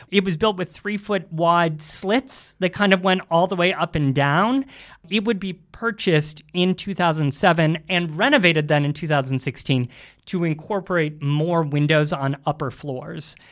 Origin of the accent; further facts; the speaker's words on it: Ohio, United States; now in New York, United States; growing up in Ohio, I was in a house with about four telephones